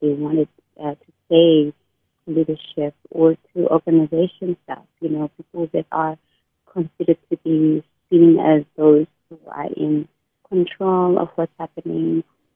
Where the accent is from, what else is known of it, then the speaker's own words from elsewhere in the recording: Eastern Cape, South Africa; moved away as an adult; now in Cape Town, South Africa; I'm a South African woman. And I, somebody that comes from the Eastern Cape, I came to Cape Town to pursue my studies